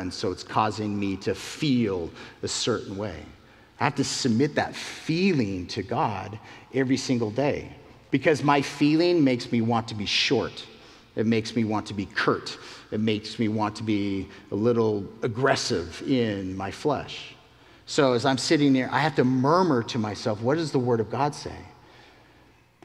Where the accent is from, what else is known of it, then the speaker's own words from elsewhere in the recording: Utah, United States; moved away; I'm from the Mountain West in Utah